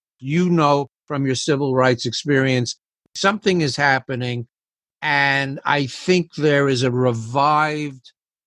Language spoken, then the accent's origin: English; New York City, New York, United States; growing up in New York City